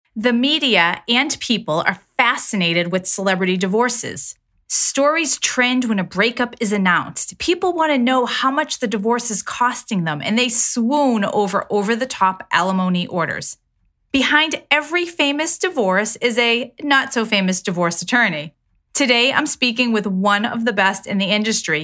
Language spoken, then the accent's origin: English; Connecticut, United States; in Connecticut, my home state